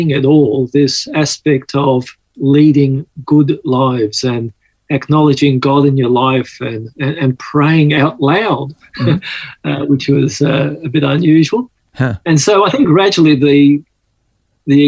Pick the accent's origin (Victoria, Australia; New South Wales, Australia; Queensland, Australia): New South Wales, Australia; Sydney; accent: Aussie; also born or lived in Malta / Mykolaiv, Ukraine; I grew up here in Sydney